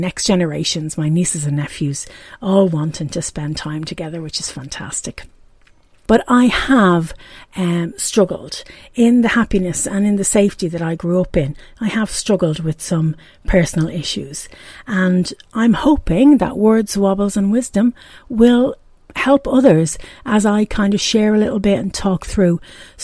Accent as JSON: {"language": "English", "town": "Dublin", "region": "Leinster", "country": "Ireland", "tie": "born or raised there", "accent": "Irish brogue", "moved": "yes", "lives_now": "Pontypool, United Kingdom", "said": "As you can probably hear from the brogue, I'm from Ireland. I was born and raised in Dublin in Ireland and now I live in Pontypool"}